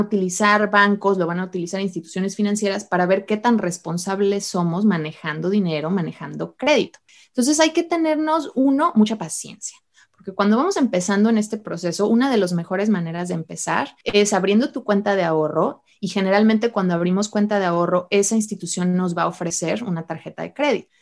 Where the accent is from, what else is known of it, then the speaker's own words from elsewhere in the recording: Mexico; moved away as an adult; also born or lived in Utah, United States; now in United States; cómo llegué de México a, Estados Unidos a estudiar la carrera